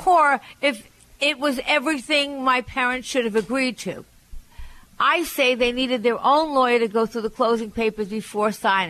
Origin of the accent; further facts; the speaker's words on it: Long Island, New York, United States; and I'm from Long Island. We didn't have that.